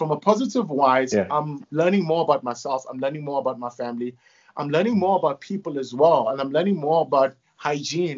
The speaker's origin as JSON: {"language": "English", "town": "Durban", "region": "KwaZulu-Natal", "country": "South Africa", "tie": "born or raised there", "also_born_or_lived": "Phoenix / Ballito", "moved": "as an adult", "lives_now": "Johannesburg, South Africa", "said": "I grew up in KwaMashu and then we moved into Phoenix"}